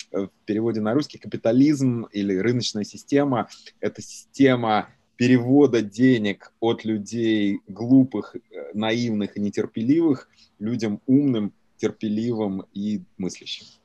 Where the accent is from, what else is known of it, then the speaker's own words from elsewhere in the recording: Stary Oskol, Belgorod Oblast, Russia; moved away as an adult; also born or lived in Novokuznetsk, Kemerovo Oblast, Russia; now in United States; я родился в Сибири, в Новокузнецке, вырос э, в таком маленьком городке, которого, может, по Федору Емельяненко народ знает, Старый Оскол а, в Белгородской области. 25 лет э, живу в Америке.